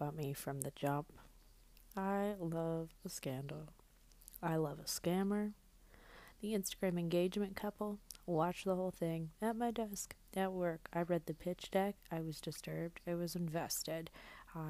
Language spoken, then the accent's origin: English; Georgia, United States; now in New York City, United States; I'm from Georgia originally, go dogs. I live in New York City now, and I have for a few years.